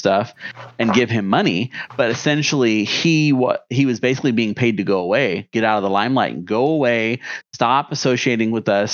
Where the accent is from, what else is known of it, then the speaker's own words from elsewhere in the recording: United States; we're from the United States, right? We're an American